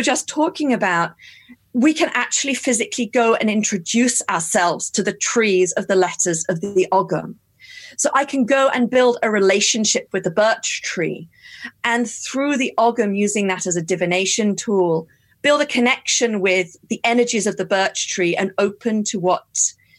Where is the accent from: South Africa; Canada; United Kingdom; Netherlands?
United Kingdom; I'm British and this is how I was brought up